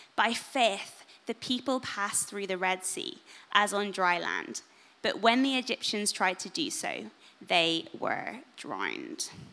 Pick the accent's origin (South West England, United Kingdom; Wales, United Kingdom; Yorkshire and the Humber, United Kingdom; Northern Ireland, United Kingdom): Northern Ireland, United Kingdom; being in Northern Irish Sunday school